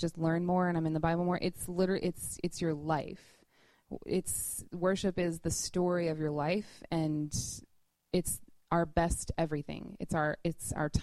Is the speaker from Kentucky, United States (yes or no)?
yes; Louisville, Kentucky, United States; moved away as an adult; now in New York, United States; We're both from Louisville, Kentucky